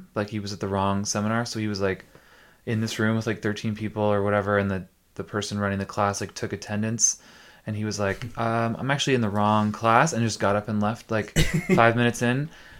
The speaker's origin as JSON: {"language": "English", "town": "Tillsonburg", "region": "Ontario", "country": "Canada", "tie": "born or raised there", "lives_now": "St. Catharines, Canada", "said": "No, I grew up in Tilsonburg, which is like a little bit south of London. And came to St. Catharines to go to Brock."}